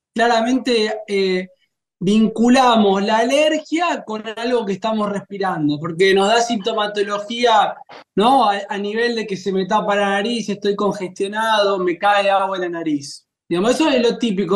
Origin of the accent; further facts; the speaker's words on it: Argentina; la Argentina, que comemos una gran cantidad de pan